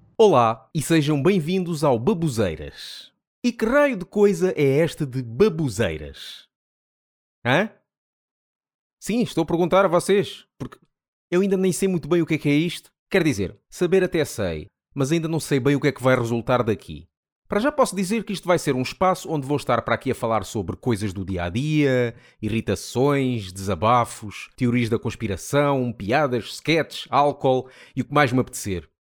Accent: Amora, Setúbal, Portugal; venho da zona da Amora, Margem Sul

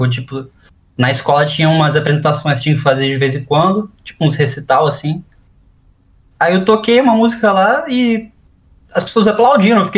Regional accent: Manaus, Amazonas, Brazil; mais coisa do norte de Manaus, é, que é de onde eu sou, né? Eu nasci lá.

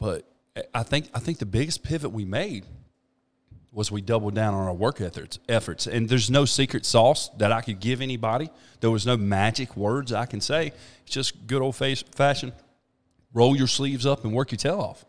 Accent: Thomasville, North Carolina, United States; now in Trinity, United States; I'm from Thomasville.

